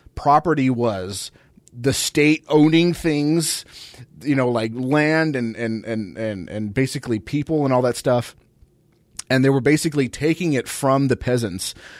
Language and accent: English; United States; I'm American